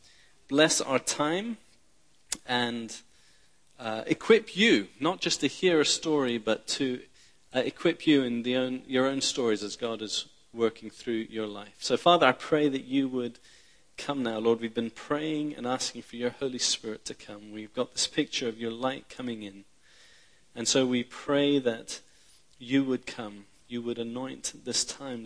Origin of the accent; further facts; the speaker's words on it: Tehran, Tehran Province, Iran; I was born in Iran in the 1970s. My father is Iranian. My mother's British. I was born in Tehran